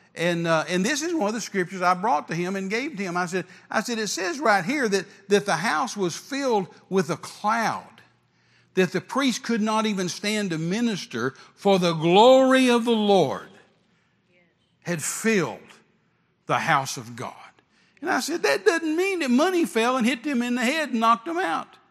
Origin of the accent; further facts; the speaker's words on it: West Texas, United States; me being raised in West Texas around rattlesnakes